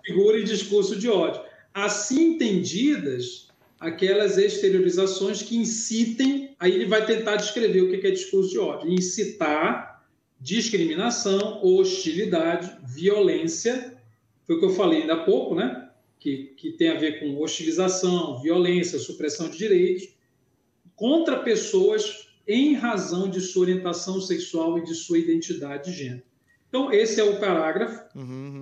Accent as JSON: {"language": "Portuguese", "town": "Belém", "region": "Pará", "country": "Brazil", "tie": "born or raised there", "moved": "yes", "lives_now": "Belo Horizonte, Brazil", "said": "eu estou aqui de Belo Horizonte, moro em Belo Horizonte. Eu sou natural de Belém do Pará, uh lá onde Jesus nasceu, mas moro em BH"}